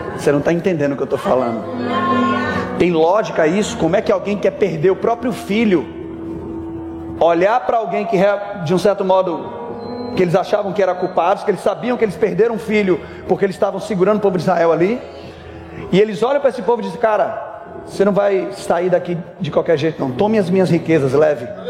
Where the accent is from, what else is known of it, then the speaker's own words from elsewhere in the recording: Salvador, Bahia, Brazil; Eu sou de Salvador, Bahia